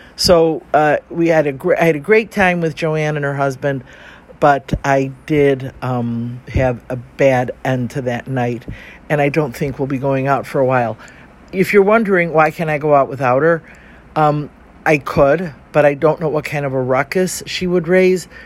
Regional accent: Chicago, Illinois, United States; I'm from Chicago too

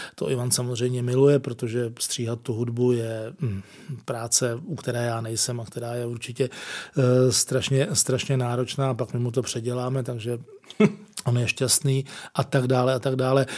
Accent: Prague, Czechia; Jsem, jsem z Prahy

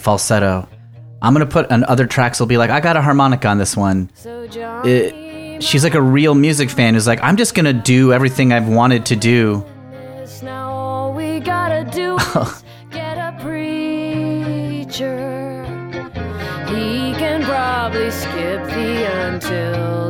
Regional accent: Danbury, Connecticut, United States; moved away; I just graduated college in Connecticut. Danbury, Connecticut

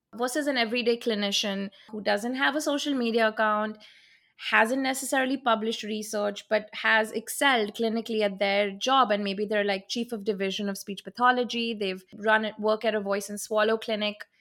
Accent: Mumbai, Maharashtra, India; moved away as an adult; now in Jackson, United States; I'm originally from Mumbai, India

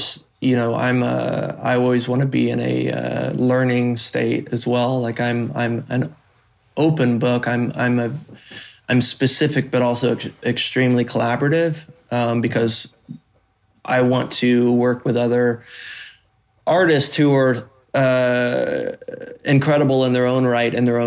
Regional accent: Oklahoma, United States; I grew up in Oklahoma woods

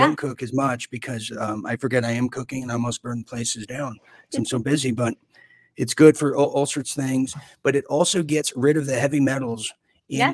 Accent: Orange County, California, United States; I'm from Orange County, California.

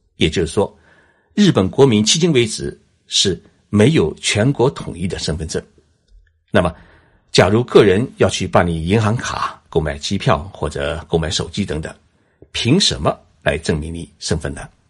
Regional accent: China; now in Tokyo, Japan; 我们中国人

